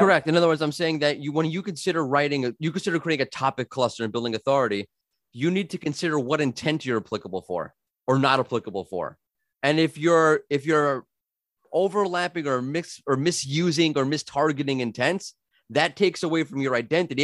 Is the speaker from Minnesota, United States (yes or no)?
no; New York, United States; moved away; I'm from New York originally. We talk fast